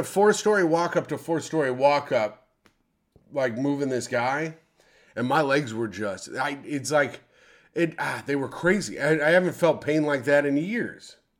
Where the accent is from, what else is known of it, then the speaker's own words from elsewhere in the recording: South Africa; I'm South African